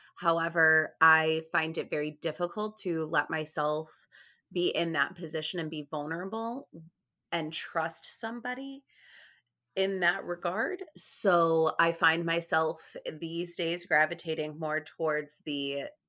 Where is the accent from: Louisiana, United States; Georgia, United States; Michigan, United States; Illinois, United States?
Illinois, United States; Chicago; I grew up in Chicago